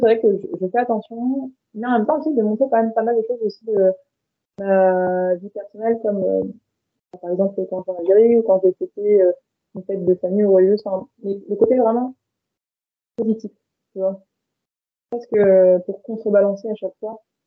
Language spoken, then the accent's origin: French; France; je suis née et j'ai grandi en France